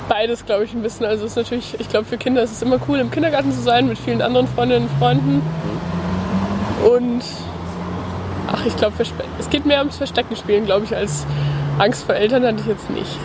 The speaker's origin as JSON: {"language": "German", "town": "Wesel", "region": "North Rhine-Westphalia", "country": "Germany", "tie": "born or raised there", "said": "Wesel. Das liegt so. Ganz manche Leute kennen vielleicht, wer, wie heißt der Bürgermeister von Wesel?"}